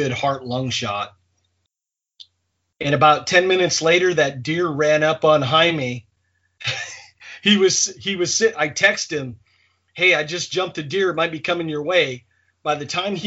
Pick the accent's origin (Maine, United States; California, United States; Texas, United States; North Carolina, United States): Maine, United States; as a kid growing up in Maine